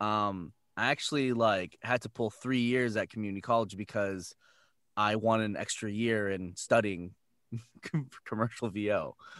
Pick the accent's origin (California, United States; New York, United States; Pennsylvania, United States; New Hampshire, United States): California, United States; San Jose; I'm from San Jose, and I went to San Francisco to a voiceover conservatory